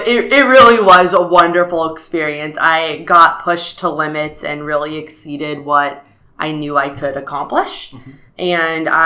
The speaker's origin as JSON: {"language": "English", "town": "San Francisco", "region": "California", "country": "United States", "tie": "born or raised there", "also_born_or_lived": "Arizona", "moved": "as an adult", "said": "I was born and raised in San Francisco, where I lived pretty much my entire life until I came to ASU as an undergrad"}